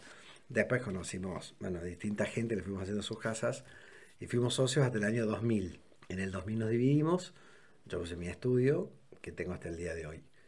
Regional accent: Córdoba, Argentina; also born or lived in Santa Rosa de Río Primero, Argentina; nací en Córdoba, aunque viví hasta los cuatro años en un pueblo, en Santa Rosa Río primero

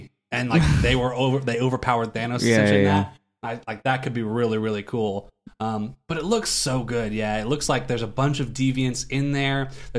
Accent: Ohio, United States; now in Omaha, United States; I grew up in Ohio.

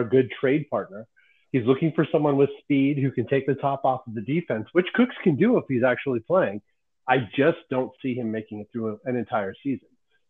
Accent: Colorado, United States; Growing up in Colorado

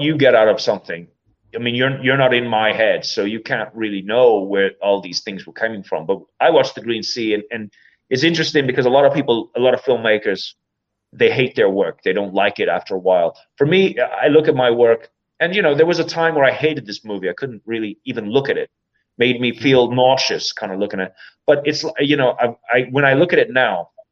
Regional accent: County Meath, Ireland; I'm from County Meath

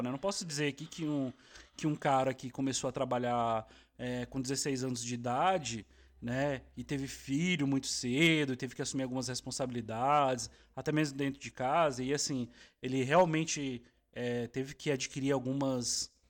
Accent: Brasília, Federal District, Brazil; A gente, a gente tá da nossa referência, somos de Brasília e tal.

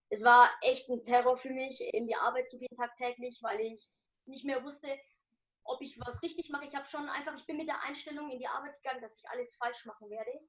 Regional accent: Nuremberg, Bavaria, Germany; Und äh, ich bin in Deutschland geboren, also genau hier in Nürnberg. Ich bin hier geboren und aufgewachsen.

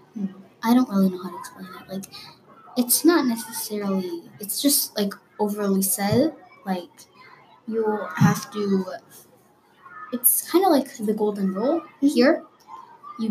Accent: United States; I was born in America

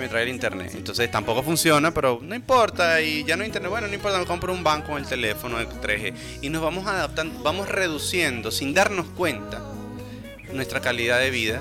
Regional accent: Puerto La Cruz, Anzoátegui, Venezuela; yo soy orgullosamente venezolano, he crecido, y nacido aquí

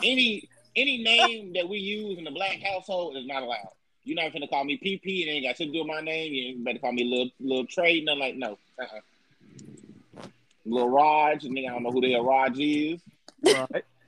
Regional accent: Dallas, Texas, United States; I'm from Dallas.

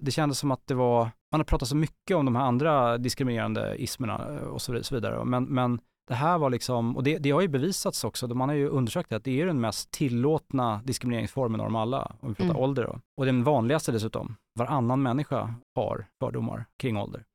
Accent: Stockholm, Stockholm County, Sweden; Jag växte upp eh, i Bromma på 80-talet

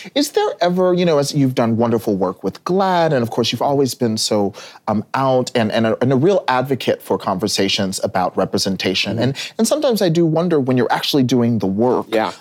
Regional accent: Texas, United States; I, grew up in Texas. I grew up in the Bible Belt

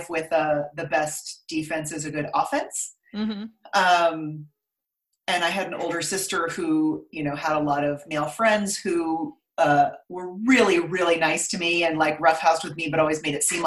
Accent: Stanford, California, United States; moved away as an adult; also born or lived in Brooklyn, New York; I was born in California, Northern California, grew up on Stanford campus because my mom was going to school.

